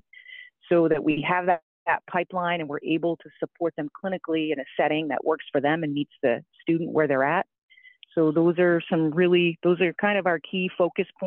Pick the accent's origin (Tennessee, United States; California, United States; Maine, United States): Maine, United States; also born or lived in Indiana; I am actually from Maine originally.